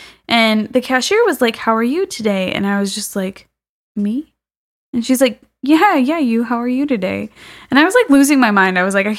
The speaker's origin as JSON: {"language": "English", "town": "Santa Clarita", "region": "California", "country": "United States", "moved": "as an adult", "lives_now": "Midlothian, United States"}